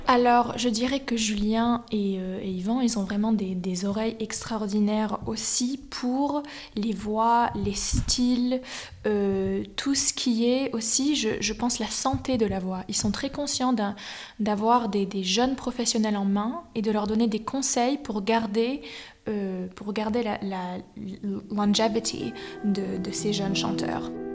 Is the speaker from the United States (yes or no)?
yes; United States; moved away as an adult; also born or lived in New York / Miami / San Francisco / Berlin; now in Zurich, Switzerland; Je suis née aux US à New York. Euh, j'ai grandi aux US entre New York, Miami